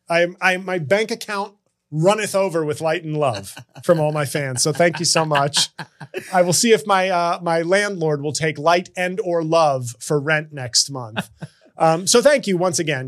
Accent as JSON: {"language": "English", "town": "New York City", "region": "New York", "country": "United States", "tie": "born or raised there", "said": "my hometown of New York City"}